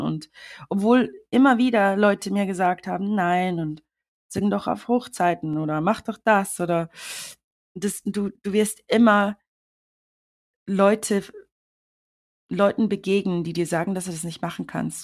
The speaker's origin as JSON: {"language": "German", "country": "Switzerland", "tie": "born or raised there", "moved": "yes", "lives_now": "London, United Kingdom", "said": "ich bin ja in der Schweiz aufgewachsen"}